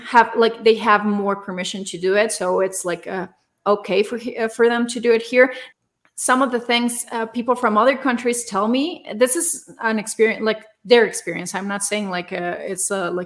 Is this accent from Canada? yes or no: no; Torreón, Coahuila, Mexico; now in Mexico City, Mexico; I'm from a small city in the north of Mexico. I'm from Torreón, but I live in Mexico City now.